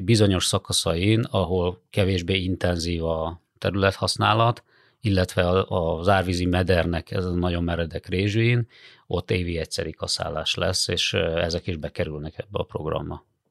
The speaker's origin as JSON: {"language": "Hungarian", "region": "Hajdú-Bihar", "country": "Hungary", "moved": "yes", "lives_now": "Budapest, Hungary", "said": "én magam is, ö, Hajdúbihar megyéből származom"}